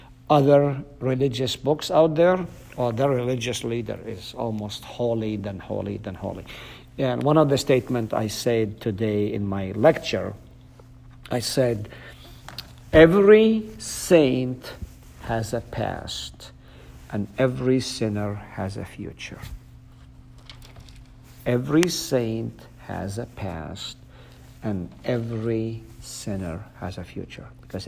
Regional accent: Palestine; first language Arabic; English is a second language; I'm fluent. My mother tongue is Arabic.

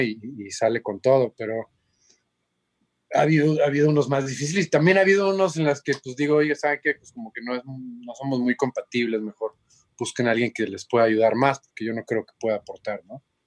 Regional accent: Cancún, Quintana Roo, Mexico; moved away as an adult; also born or lived in Mexico City / Boston / Los Angeles / Monterrey; Yo soy de Cancún bueno, soy del DF, pero crecí en Cancún. Entonces, ah. prácticamente soy de Cancún, pues ahí me eché la primaria, la secu y la prepa

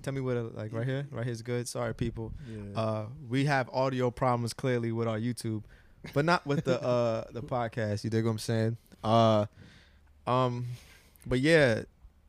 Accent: New York City, New York, United States; also born or lived in St. Vincent; I was born in Brownsville. Yeah, I was born in Brownsville, Brooklyn, New York. You know, spent most of my time in Brownsville as a child, moved to East Flatbush, and you know, yeah. So Brownsville, East Flatbush kind of raised me

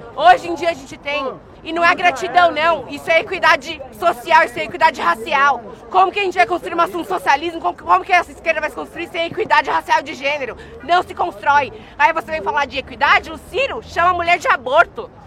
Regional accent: São Paulo, Brazil; eu vim da periferia da Alba, ali do Jabaquara

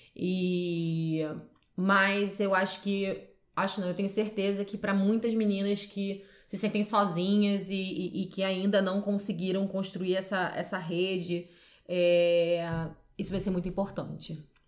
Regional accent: Rio de Janeiro, Brazil; moved away as an adult; now in Porto, Portugal; Eu sou do Rio de Janeiro.

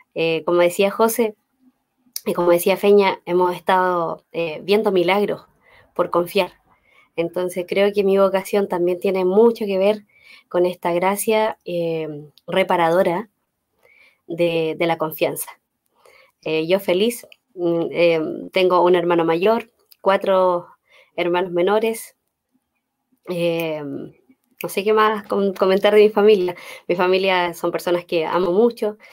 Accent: Los Ángeles, Biobío, Chile; soy de Los Ángeles, ahí está mi familia

